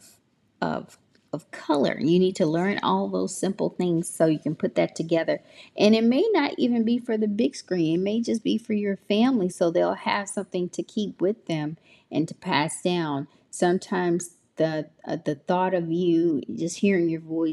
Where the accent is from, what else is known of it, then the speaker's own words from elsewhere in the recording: Memphis, Tennessee, United States; I am from Memphis. So I am a Memphis baby